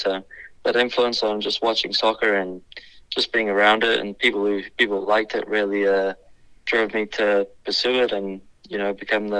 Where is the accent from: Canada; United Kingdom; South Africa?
South Africa; born there; I think going back, I was born in South Africa